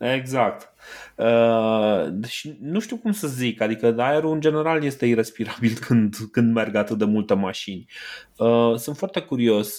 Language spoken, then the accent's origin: Romanian; Brașov, Brașov County, Romania; eu ca brașovean